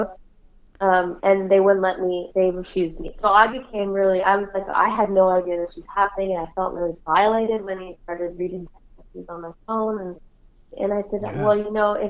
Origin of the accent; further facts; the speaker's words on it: Canada; being a Canadian and working and writing with national artists